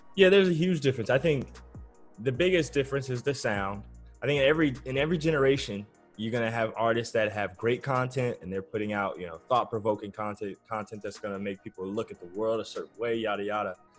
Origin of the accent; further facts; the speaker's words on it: Southern California, United States; I'm from Southern California.